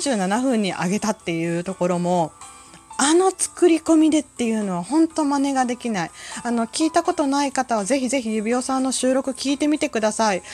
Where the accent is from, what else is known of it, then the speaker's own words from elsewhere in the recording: Kansai, Japan; 私関西人